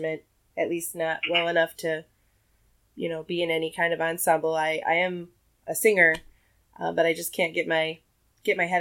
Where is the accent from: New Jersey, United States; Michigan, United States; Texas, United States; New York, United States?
Michigan, United States; Southwest; I'm from Southwest Michigan